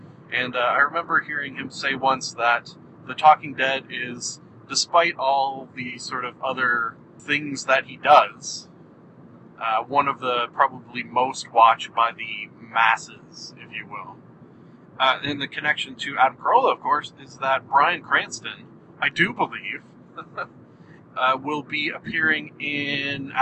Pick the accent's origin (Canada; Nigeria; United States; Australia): Canada; Being Canadian, we had Much Music rather than MTV